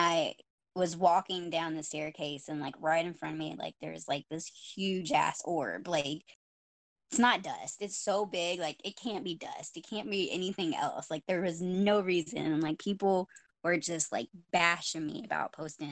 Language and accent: English; Corydon, Indiana, United States; the town that I grew up in, it's Cordon, Indiana